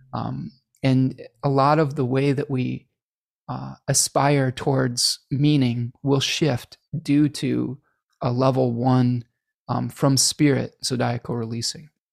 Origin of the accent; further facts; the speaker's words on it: United States; accent: American; my American accent